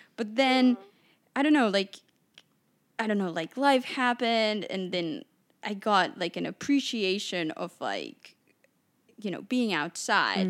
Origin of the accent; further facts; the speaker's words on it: Mexico City, Mexico; moved away; I grew up in Mexico City